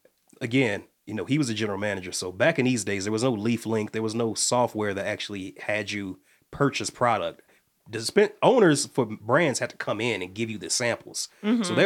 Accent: Midwest, United States; also born or lived in Atlanta; We're from both from the Midwest. I moved from Atlanta

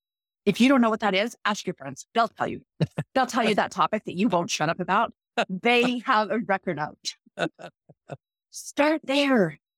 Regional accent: Utah, United States; accent: Utah; You know, I'm from Utah. I speak Utahnics.

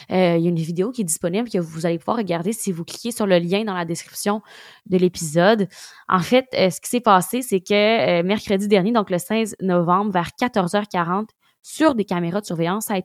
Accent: Ukraine; les températures hivernales s'installent comme chez nous en Ukraine

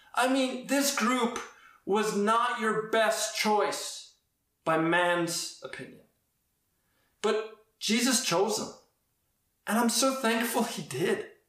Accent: Edmonton, Alberta, Canada; I grew up in Edmonton

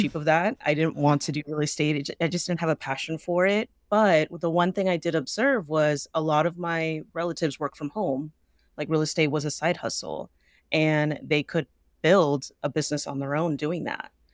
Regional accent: the Bay Area, California, United States; born and raised in the Bay

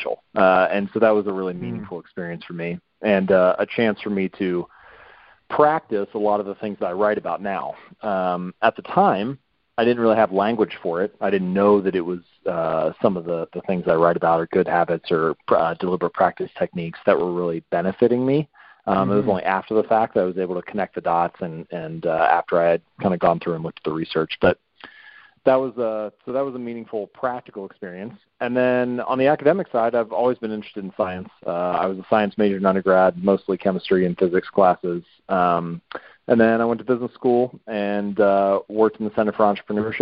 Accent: Cincinnati, Ohio, United States; I'm from Ohio originally, so I'm a Buckeye, born and bred. I was raised in Cincinnati, lived in the same house my whole life.

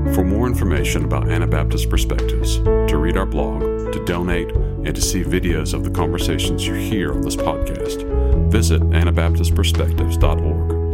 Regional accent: United States; being ethnically Indian in America

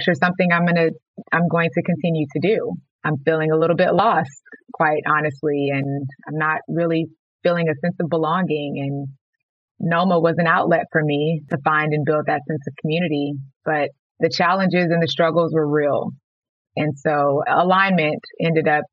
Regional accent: Houston, Texas, United States; moved away as an adult; also born or lived in Los Angeles; I moved back to my hometown of Houston, Texas

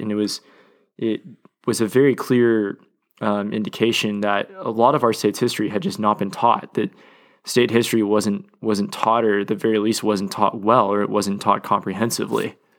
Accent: Oklahoma City, Oklahoma, United States; moved away as an adult; now in Dallas, United States; growing up in Oklahoma City and spending a lot of time at my father's law office

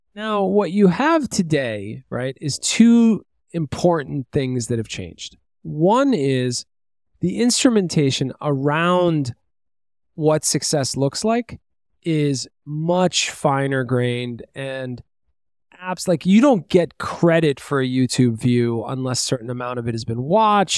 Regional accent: New York City, New York, United States; I grew up in Brooklyn

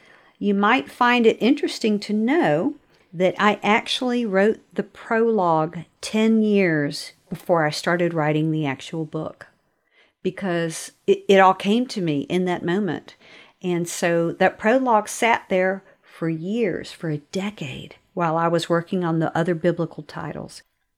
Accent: Norfolk, Virginia, United States; I grew up in Virginia, in Norfolk, Virginia

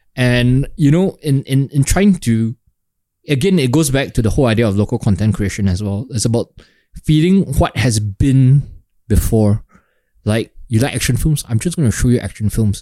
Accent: Singapore; as a Singaporean creative

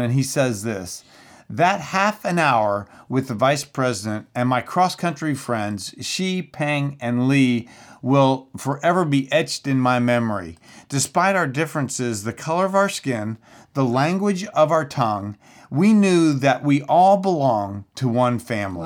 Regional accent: Central Florida, United States; I'm from Central Florida

